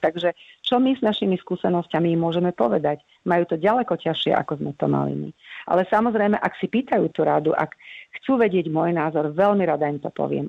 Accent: Slovakia; sme boli hrdé na to, že sme Slováci

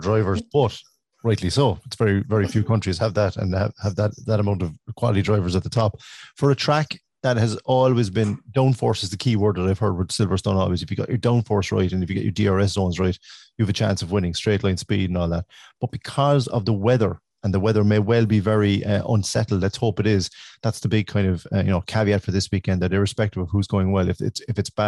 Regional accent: Ireland; as an Irish fan

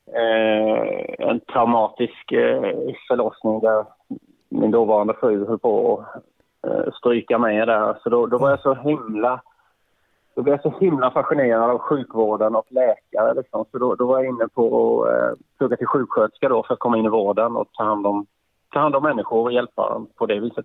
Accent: Karlskrona, Blekinge, Sweden; född och uppvuxen i eh, Karlskrona

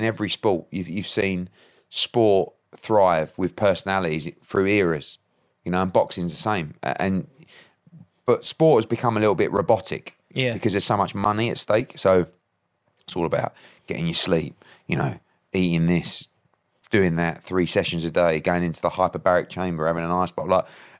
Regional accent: East of England, United Kingdom; So I was born in Essex. I've been an Essex boy all my life.

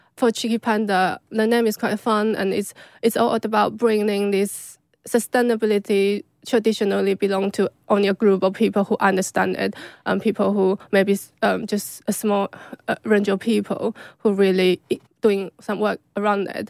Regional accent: China; moved away; I grew up in China

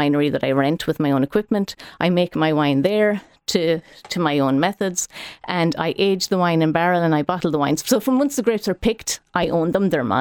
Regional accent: Ballyhaunis, Connacht, Ireland; I'm from Ballyhonus, County Mayo, where I work with my dear brother

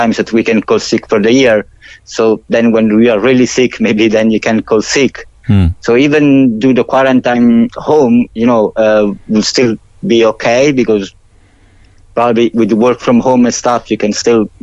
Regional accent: Salerno, Campania, Italy; now in Cork, Ireland; I'm from Salerno. It's on the south, Amalfi Coast.

